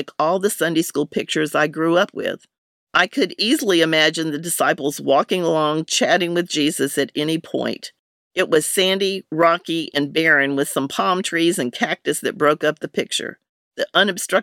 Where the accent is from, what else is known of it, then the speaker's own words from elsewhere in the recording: North Carolina, United States; Growing up in North Carolina